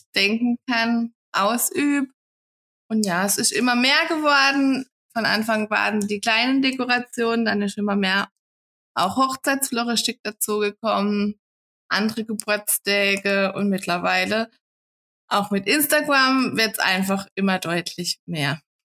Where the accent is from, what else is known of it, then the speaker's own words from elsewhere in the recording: Kappel, between Offenburg and Freiburg, Baden-Württemberg, Germany; komme aus kappel Raum zwischen Offenburg und Freiburg.